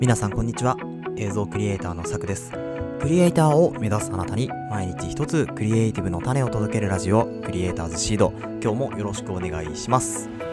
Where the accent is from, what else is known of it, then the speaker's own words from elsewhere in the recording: Kanagawa, Japan; moved away; もともと神奈川県のですね、湘南生まれというところで、で今も湘南に戻ってきてですね